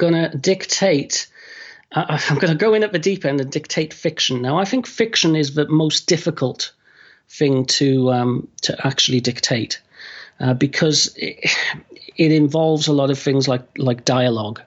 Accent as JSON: {"language": "English", "country": "United Kingdom", "said": "I'm going to say full stop instead of period because I'm British"}